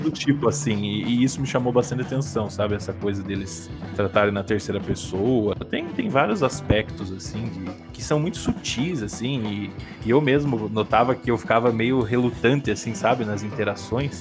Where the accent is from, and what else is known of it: Brazil